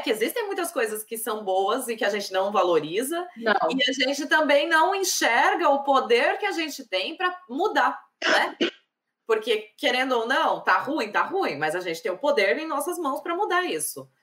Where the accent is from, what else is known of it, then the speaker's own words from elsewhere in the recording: Brazil; now in Ireland; nós, como brasileiras, queremos que o nosso país melhore